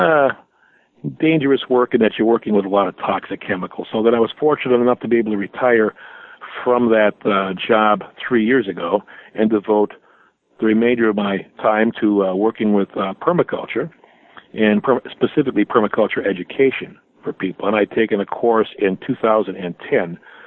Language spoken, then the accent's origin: English; Milwaukee, Wisconsin, United States; also born or lived in Marshall, Michigan; my parents moved to the Milwaukee area back when I was just a few years old. So my entire life experience has mostly been around southeastern Wisconsin